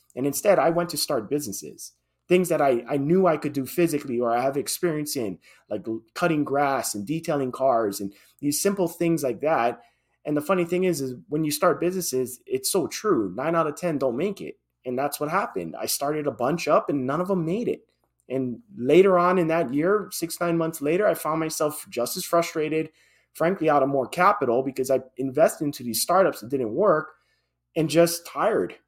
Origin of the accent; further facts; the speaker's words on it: Hawaii, United States; born and raised in Hawaii, and that's where I, I held my, my job then